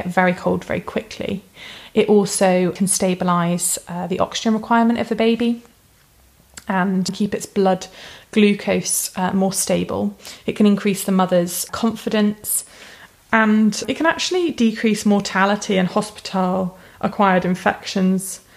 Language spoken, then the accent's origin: English; United Kingdom; being British